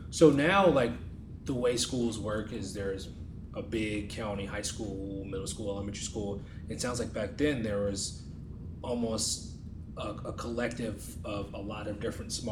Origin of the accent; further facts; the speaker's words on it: New York, United States; moved away; I'm originally from New York, so my New York vernacular